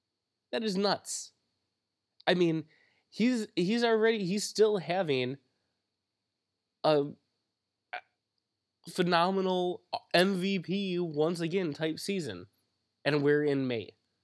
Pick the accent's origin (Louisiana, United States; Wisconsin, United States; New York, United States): Wisconsin, United States; Which is kind of disturbing because we are from Wisconsin.